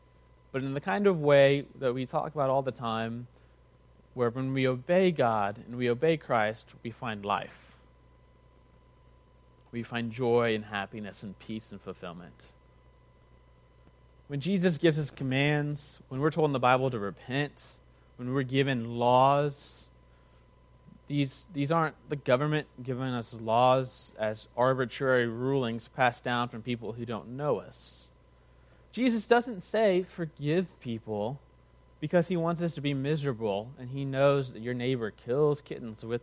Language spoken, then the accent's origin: English; United States; also born or lived in Texas; an American in Texas